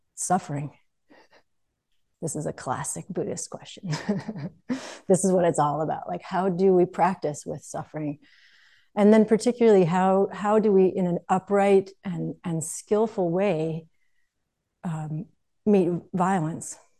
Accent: United States; growing up in the United States

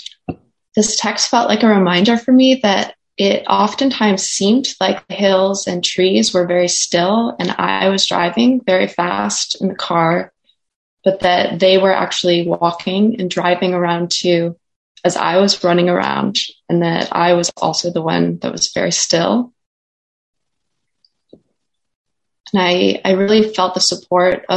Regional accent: Minnesota, United States; moved away; my memory of growing up in Minnesota

